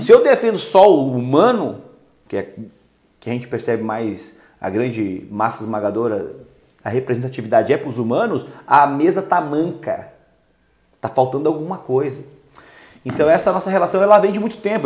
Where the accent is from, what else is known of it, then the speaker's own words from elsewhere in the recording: Lages, Santa Catarina, Brazil; Eu sou lá de Lages, da Serra Catarinense